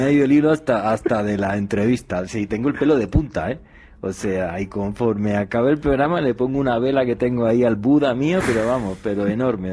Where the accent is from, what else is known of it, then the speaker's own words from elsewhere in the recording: Spain; en mi país, en España